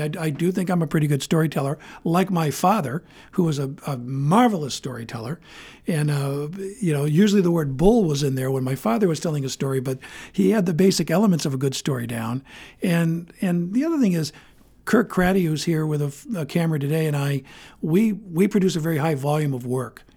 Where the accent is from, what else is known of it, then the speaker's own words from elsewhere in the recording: Bangor, Maine, United States; also born or lived in Portland, Maine; I was born in Bangor. I went to Bangor High School.